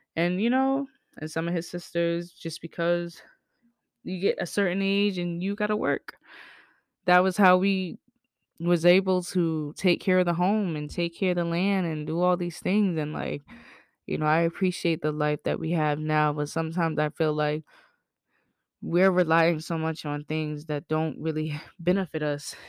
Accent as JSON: {"language": "English", "region": "the South", "country": "United States", "tie": "born or raised there", "said": "I grew up in the South"}